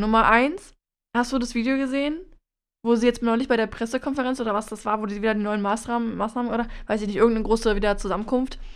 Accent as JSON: {"language": "German", "country": "Germany", "said": "als Deutscher"}